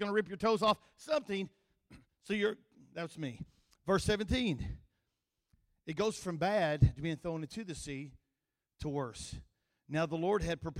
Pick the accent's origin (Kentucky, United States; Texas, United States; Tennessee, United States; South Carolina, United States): Kentucky, United States; accent: country; He knew I was from Kentucky. My nickname in college was Kentucky